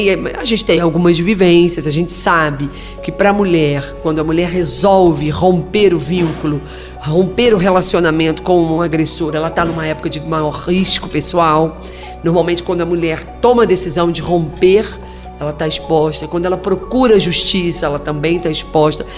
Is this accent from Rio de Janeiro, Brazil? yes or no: yes; Rio de Janeiro, Brazil; moved away as an adult; also born or lived in Virginópolis, Minas Gerais; eu sou do Rio de Janeiro e entrei no Ministério Público 1 de junho de 1993, fui para a comarca de Virginópolis